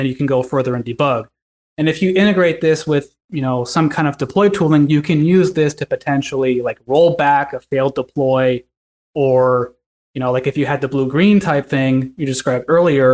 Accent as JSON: {"language": "English", "region": "California", "country": "United States", "said": "I'm from California"}